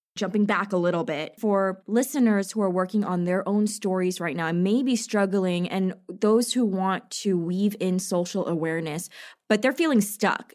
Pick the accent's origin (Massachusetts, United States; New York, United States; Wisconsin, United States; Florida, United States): New York, United States; I'm also from New York